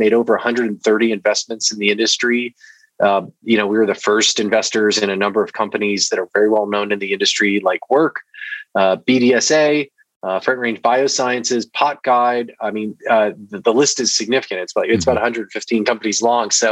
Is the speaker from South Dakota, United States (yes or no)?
no; Newburgh, Indiana, United States; also born or lived in Milwaukee, Wisconsin; I was born in Milwaukee, and we moved to Southern Indiana when I was really young. So I kind of grew up surrounded by cornfields in a small town on the banks of the Ohio River in Southwest Indiana, a town called Newburgh